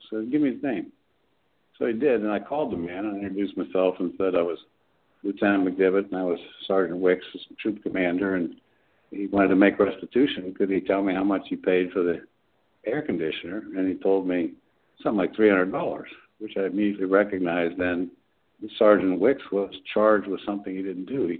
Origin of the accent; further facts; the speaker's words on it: Johnstown, Pennsylvania, United States; moved away as an adult; now in Pittsburgh, United States; I grew up in Johnstown, um, and then I came to Pittsburgh after I got out of the service to go to law school